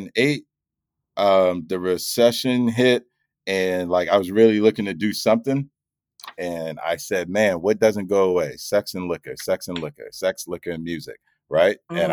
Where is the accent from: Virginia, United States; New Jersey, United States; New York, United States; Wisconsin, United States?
New York, United States; Mount Vernon; I'm from Mount Vernon, New York